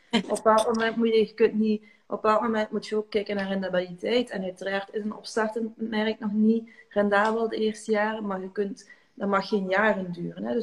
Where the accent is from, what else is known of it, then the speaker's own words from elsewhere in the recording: Hasselt, Limburg, Belgium; born there; morgen ga ik naar Hasselt, naar mijn uh, huis, alleen mijn, mijn geboortestad.